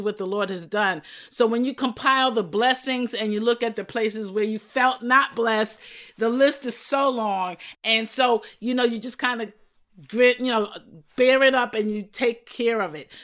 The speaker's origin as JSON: {"language": "English", "town": "New York City", "region": "New York", "country": "United States", "tie": "born or raised there", "said": "pastored for 32 years in my hometown became the first female chaplain of the New York City Police Department from that same church"}